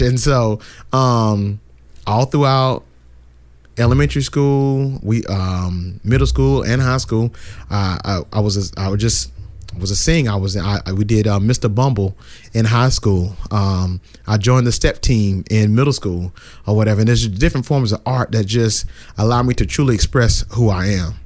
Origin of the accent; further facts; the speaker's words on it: Brunswick, Georgia, United States; also born or lived in Savannah, Georgia; I am from Brunswick, Georgia, which is about an hour south of Savannah